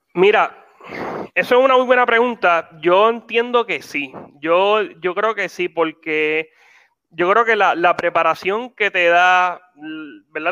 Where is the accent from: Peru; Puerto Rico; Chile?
Puerto Rico; nosotros somos puertorriqueños